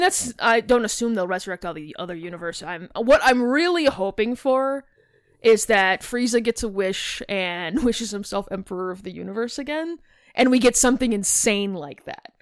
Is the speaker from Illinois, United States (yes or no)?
yes; Chicago, Illinois, United States; I'm from Chicago. I hit my A's hard